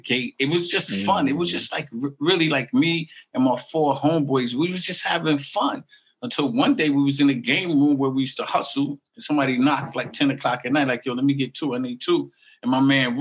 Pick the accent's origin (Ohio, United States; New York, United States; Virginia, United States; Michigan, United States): New York, United States; New York City; I'm from Murdoch O'Connell Park. They call it Northside Queens